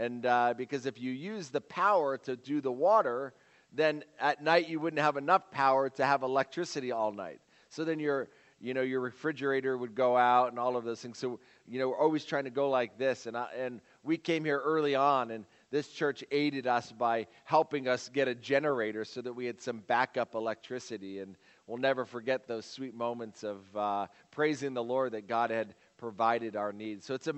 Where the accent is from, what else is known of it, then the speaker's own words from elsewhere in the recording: Uganda; when someone asked me where I was from, I would never tell them Kuba Mitwe. I tell them I'm from Entebbe, and Entebbe is like the airport, you know, and I'm from this place.